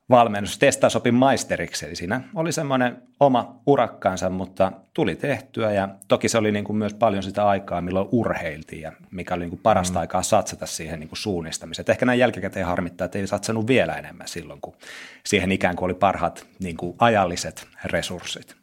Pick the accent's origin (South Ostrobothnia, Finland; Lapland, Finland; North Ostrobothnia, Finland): South Ostrobothnia, Finland; moved away as an adult; now in Lahti, Finland; Mä oon tota Pohjanmaalta kotoisin, Etelä-Pohjanmaalta